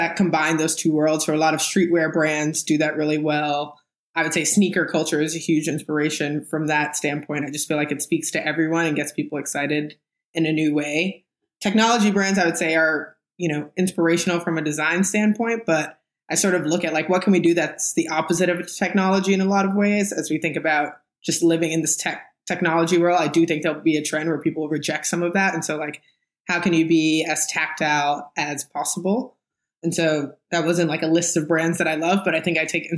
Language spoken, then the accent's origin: English; New York City, New York, United States; also born or lived in Harlem; I grew up in the Bronx